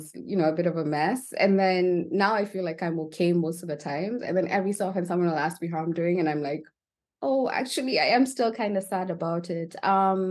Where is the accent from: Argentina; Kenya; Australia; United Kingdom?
Kenya; I was raised in Kenya